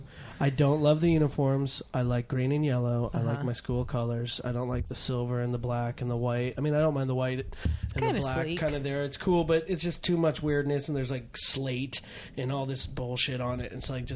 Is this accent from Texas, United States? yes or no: no; California, United States; So I grew up in Marin County, and everyone loved ….